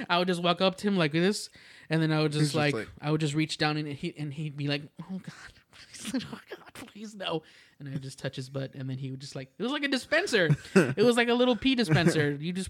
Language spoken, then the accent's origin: English; Rio Grande Valley, Texas, United States; also born or lived in Houston, Texas / San Angelo, Texas / Corpus Christi, Texas; we moved to the Rio Grande Valley, and that's where I spent the majority of my childhood since I was like maybe 8 or 7.